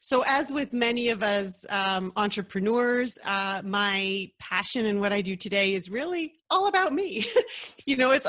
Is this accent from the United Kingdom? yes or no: no; Ottawa, Ontario, Canada; also born or lived in Lima, Peru; I was born in Peru. I've got family in Peru. I was mostly raised in Ottawa, Canada